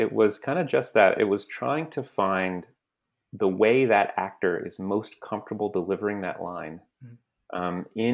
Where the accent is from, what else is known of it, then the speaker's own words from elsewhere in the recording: San Antonio, Texas, United States; I grew up in San Antonio, Texas